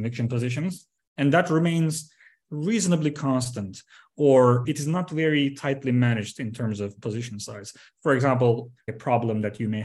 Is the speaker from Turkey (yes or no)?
yes; Turkey; moved away as an adult; also born or lived in London; I was born and raised in Turkey, and then I studied here in Istanbul